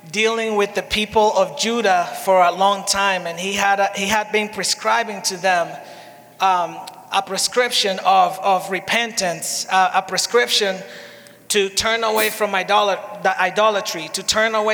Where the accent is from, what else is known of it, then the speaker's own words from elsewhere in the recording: Dominican Republic; and I am from the Dominican Republic. soy de la República Dominicana.